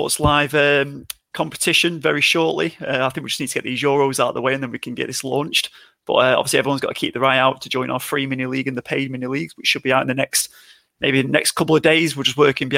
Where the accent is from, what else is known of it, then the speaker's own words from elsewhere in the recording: England, United Kingdom; we're all English on here